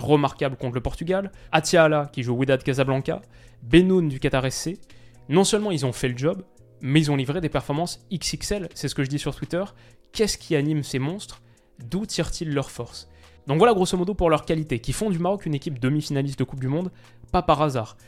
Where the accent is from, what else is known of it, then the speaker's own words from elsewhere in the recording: France; en tant que Français